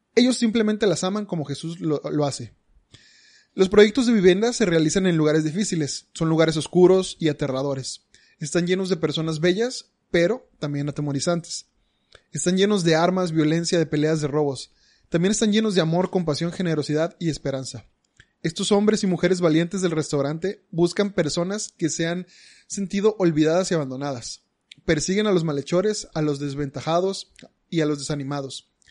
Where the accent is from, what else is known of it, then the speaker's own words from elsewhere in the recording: Monterrey, Nuevo León, Mexico; los regios somos regios